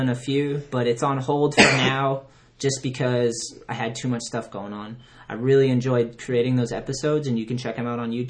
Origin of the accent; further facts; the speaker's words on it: Onset, Massachusetts, United States; I'm from Onset in Plymouth.